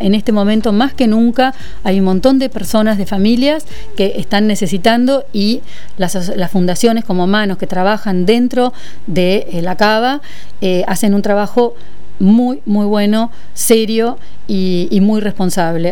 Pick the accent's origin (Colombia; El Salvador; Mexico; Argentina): Argentina; nuestros hermanos argentinos